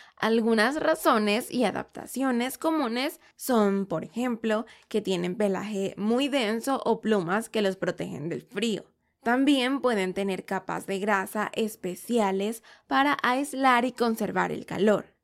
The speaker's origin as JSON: {"language": "Spanish", "country": "Venezuela", "said": "en mi país, Venezuela"}